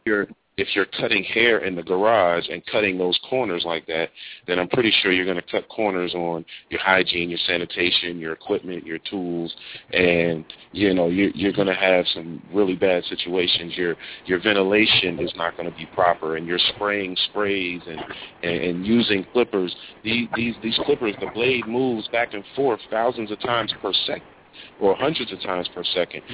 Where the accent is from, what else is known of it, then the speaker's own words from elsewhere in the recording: New Jersey, United States; moved away as an adult; also born or lived in New York / Alabama; I'm from New Jersey